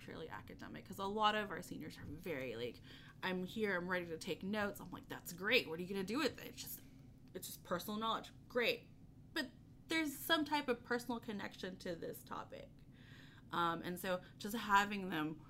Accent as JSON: {"language": "English", "region": "Texas", "country": "United States", "said": "I'm a Texan"}